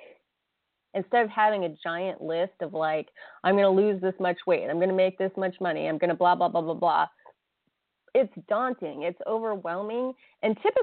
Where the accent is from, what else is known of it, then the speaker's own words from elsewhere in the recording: United States; I grew up in America where, you know, Happy New Year is January 1st.